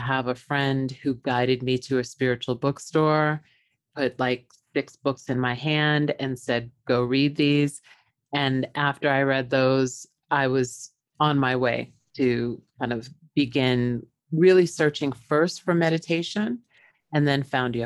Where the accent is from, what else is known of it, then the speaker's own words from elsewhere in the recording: Long Island, New York, United States; I was born in New York on Long Island to parents that were very strict.